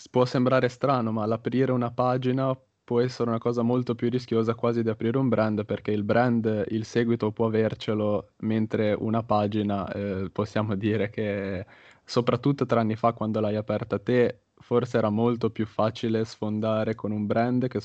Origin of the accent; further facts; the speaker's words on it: Genoa, Liguria, Italy; io mi trovo per caso a Firenze perché io sono di Genova